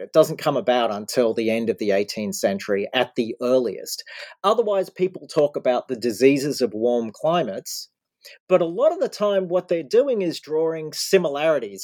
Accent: Australia; now in United States; I grew up in Australia

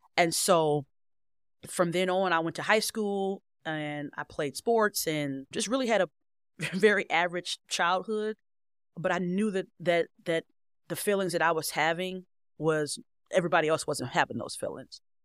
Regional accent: Cleveland Heights, Ohio, United States; I originally grew up in Cleveland Heights

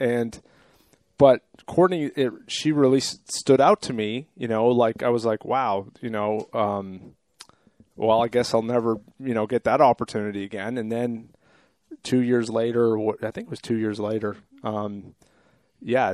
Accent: Canada; also born or lived in Sicily (ancestry); now in United States; I was born in Canada

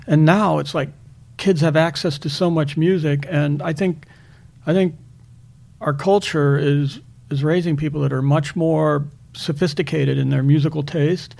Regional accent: Akron, Ohio, United States; when I was a kid, uh, I'd go into a, a, store in Akron, Ohio

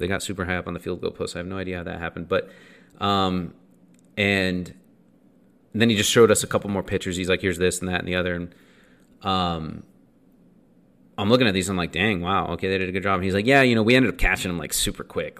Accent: Draper, Utah, United States; We grew up in Draper, the Draper area

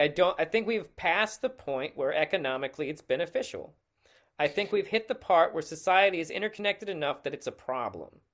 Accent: United States

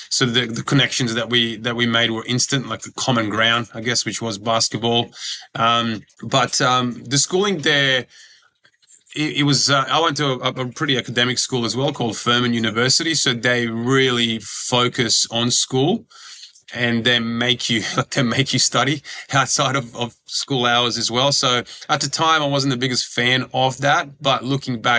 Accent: Croatia; born there; I ended up yeah going back to to where I was born in Croatia and playing professionally there because basketball is huge over there.

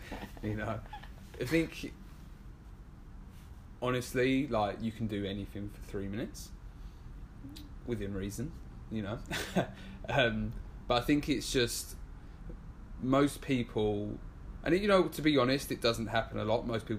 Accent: England, United Kingdom; accent: English; now in New York, United States; You know, it's like, obviously I kind of see myself as a New Yorker now, being here nearly 3 years.

